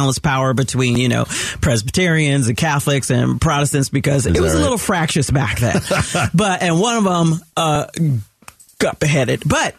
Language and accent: English; California, United States; I'm a California girl. I mean, I'm an American.